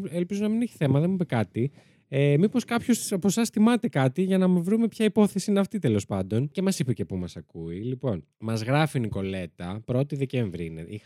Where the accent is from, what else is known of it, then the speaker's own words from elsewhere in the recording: Koropi, Attica, Greece; Έχω να σα πω ότι όταν ήμουν μικρή, έμενα στο Κοροπή, στο Σέσι και εκεί σε μια μικρή εκκλησία, στον Άγιο Αντρέα, ήταν ένα πτώμα